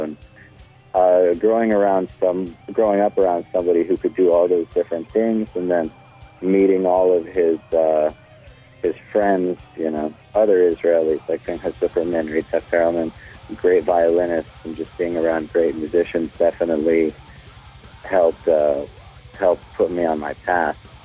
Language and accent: English; Cleveland, Ohio, United States; I was born in Cleveland, Ohio.